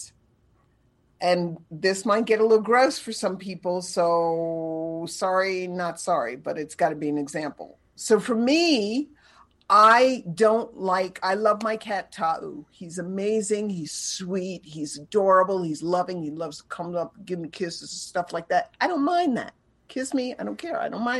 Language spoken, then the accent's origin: English; New York City, New York, United States; I grew up in New York City